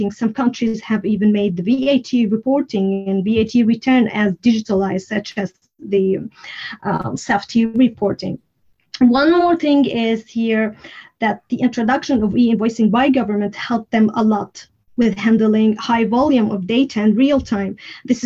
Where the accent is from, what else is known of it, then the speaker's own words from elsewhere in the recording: Syria; first language Arabic; English is a second language; now in Sweden; I speak Arabic as my native language. I'm originally from Syria, but I live in Sweden.